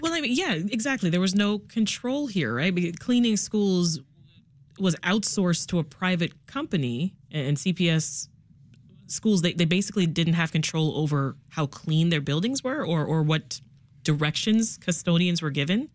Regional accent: Toronto, Ontario, Canada; now in Chicago, United States; I'm from Toronto specifically

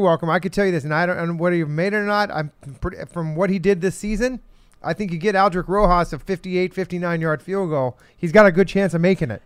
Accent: Phoenix, Arizona, United States; I'm from Phoenix in Arizona

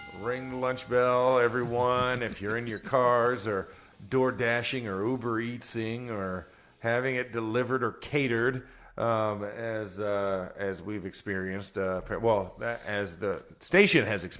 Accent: Florida, United States; I'm from Florida

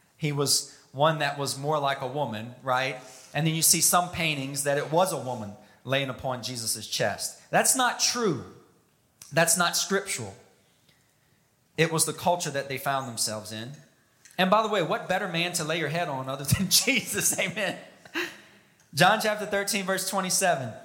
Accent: South Louisiana, United States; growing up in South Louisiana

